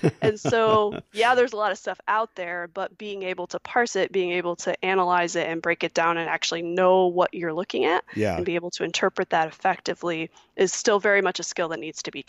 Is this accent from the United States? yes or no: yes; Michigan, United States; here in my home state of Michigan